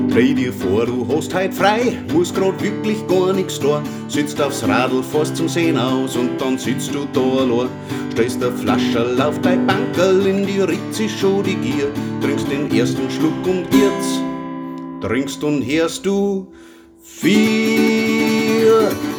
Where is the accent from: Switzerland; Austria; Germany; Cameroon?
Germany; Bavarian Forest; ich bin aus dem Wald.